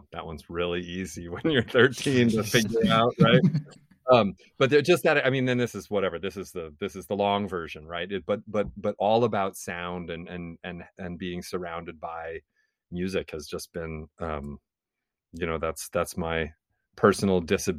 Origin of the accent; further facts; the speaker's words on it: Oneida, United States; from Oneida